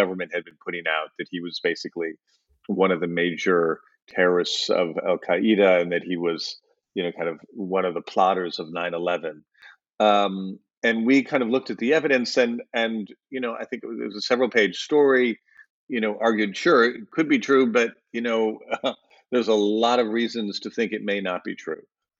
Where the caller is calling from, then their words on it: Berlin, Germany; I'm calling in from Berlin, Germany.